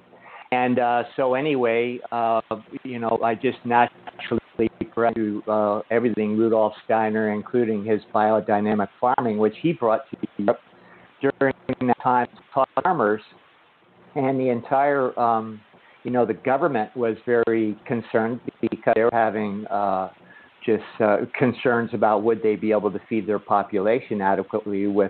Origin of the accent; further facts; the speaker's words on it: West Marin, California, United States; When we were kids in the 50s, we grew up out in West Marin there. I was from a dairy ranching family